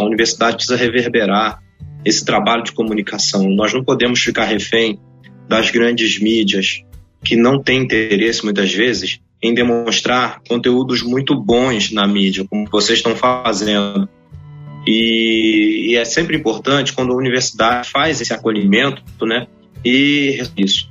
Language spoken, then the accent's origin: Portuguese; Baixada Fluminense, Rio de Janeiro, Brazil; na Baixada Fluminense, de onde eu venho